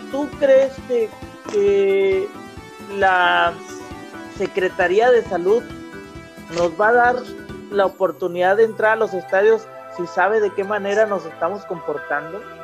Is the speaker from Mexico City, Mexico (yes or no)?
no; Monterrey, Nuevo León, Mexico; Yo tengo, como regiomontano